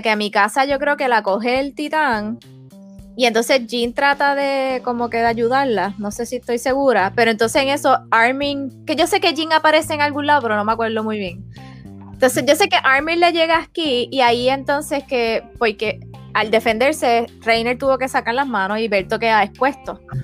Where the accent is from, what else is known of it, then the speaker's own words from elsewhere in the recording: Puerto Rico; como buena puertorriqueña